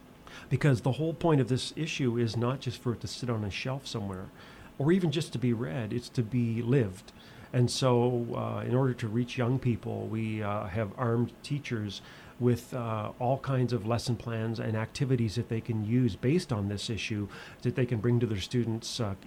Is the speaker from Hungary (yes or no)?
no; Nova Scotia, Canada; I grew up in Nova Scotia